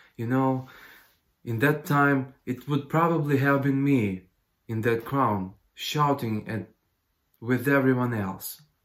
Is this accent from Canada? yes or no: no; Ukraine; I'm from Ukraine. I'm worship leader at the Nazarene Church in Kiev